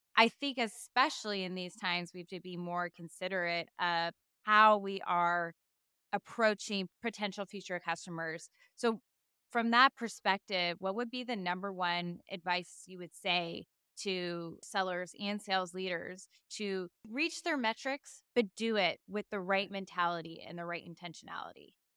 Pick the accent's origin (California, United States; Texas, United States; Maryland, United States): Texas, United States; San Antonio; my hometown of San Antonio